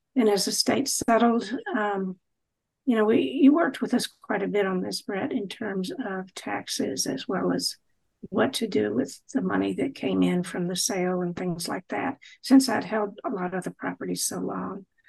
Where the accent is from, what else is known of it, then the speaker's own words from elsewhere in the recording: Charlotte, North Carolina, United States; moved away as an adult; also born or lived in Indiana; I'm from Charlotte, North Carolina. You can hear it in my voice